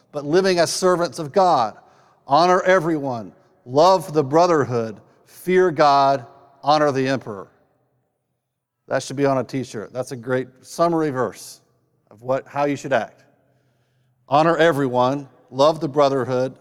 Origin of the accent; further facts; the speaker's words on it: North Carolina, United States; I was raised in North Carolina